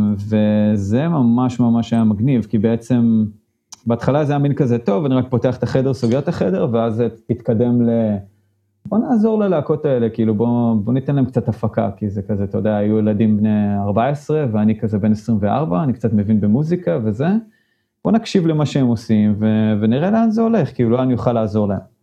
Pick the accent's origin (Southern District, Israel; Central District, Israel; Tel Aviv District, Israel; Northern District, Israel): Central District, Israel; Modi'in; moved away as an adult; now in San Francisco Bay Area, United States; גדלתי במודיעין